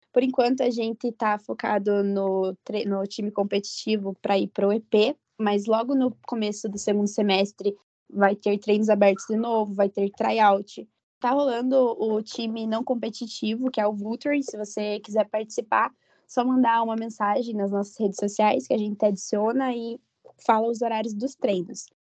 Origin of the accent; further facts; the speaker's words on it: Ponta Grossa, Paraná, Brazil; eu sou natural de Ponta Grossa mesmo